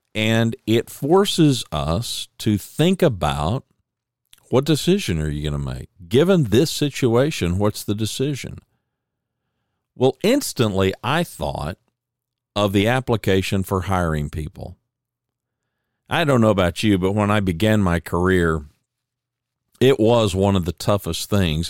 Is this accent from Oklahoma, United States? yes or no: yes; Oklahoma, United States; I was born in Oklahoma